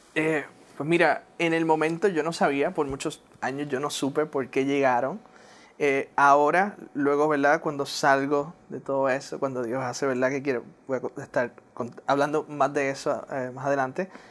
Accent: Puerto Rico; first language English; Spanish is a second language; moved away as an adult; also born or lived in Newark, New Jersey / Pennsylvania; now in West Palm Beach, United States; la niñez en Puerto Rico, ahí me encantó mi niñez en Puerto Rico

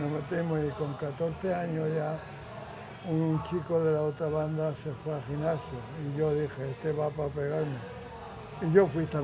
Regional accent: Madrid, Community of Madrid, Spain; moved away as an adult; also born or lived in Córdoba; now in Palma, Spain; Nací en el 43, eh, nací en Córdoba, pero de pequeño me llevaron a Madrid mis padres

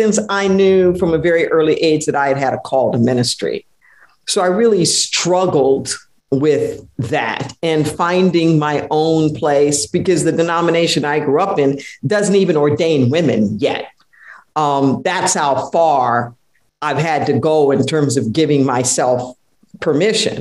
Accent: Los Angeles, California, United States; I was raised in Los Angeles

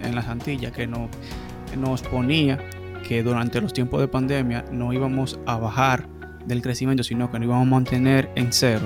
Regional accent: Dominican Republic; como dominicanos nos gusta el can

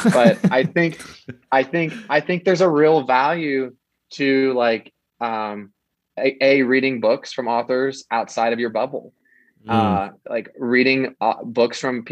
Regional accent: Kansas, United States; also born or lived in Florida; growing up in Kansas and where I live now, almost every person here is white. Like our state is almost entirely white

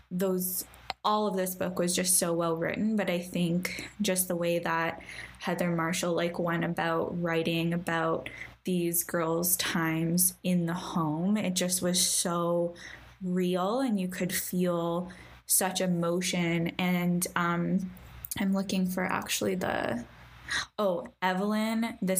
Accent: Canada; you and I both like being Canadian

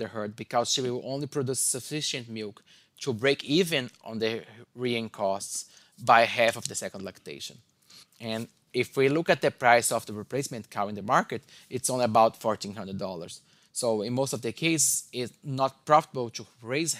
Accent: Brazil; moved away as an adult; also born or lived in Indiana, United States; now in Michigan, United States; I'm originally from Brazil

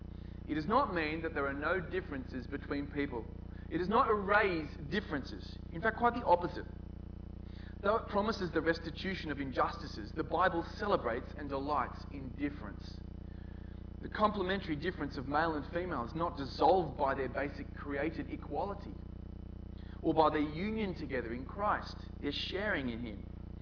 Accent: Newtown, New South Wales, Australia; I know I grew up in Newtown, and in those days, if ever I mentioned to anyone I was from Newtown, everyone would go, "Newtown? What a hole." How things have changed. I live in Newtown.

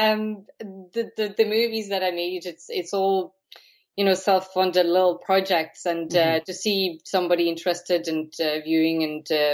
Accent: Latvia; now in Blessington, Ireland; I wrote it in Latvian originally, so I'm from Latvia

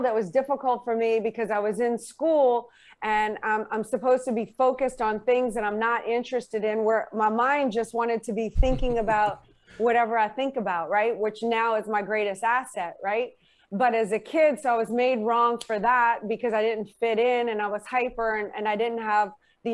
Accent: New Orleans, Louisiana, United States; as a teenager in New Orleans

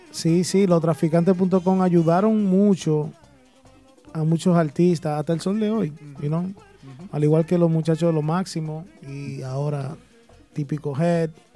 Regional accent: United States; Spanish is a second language; also born or lived in Dominican Republic; yo soy americano

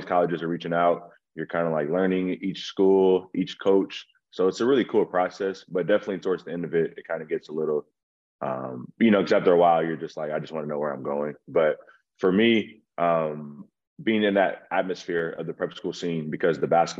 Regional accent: Los Angeles, California, United States; growing up in Los Angeles, you know, the whole Hollywood, the lights and everything, I was born into it

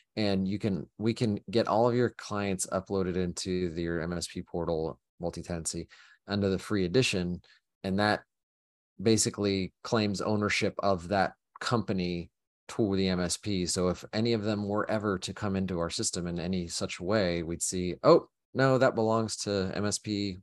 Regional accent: Oklahoma, United States; moved away; I grew up in Oklahoma and it was tornadoes

